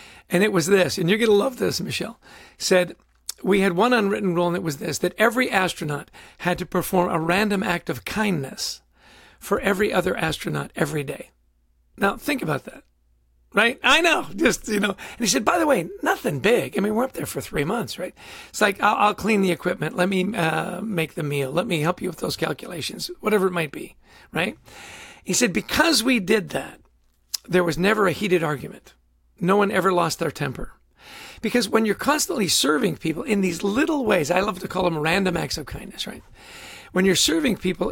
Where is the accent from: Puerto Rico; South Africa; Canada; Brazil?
Canada; I grew up in Canada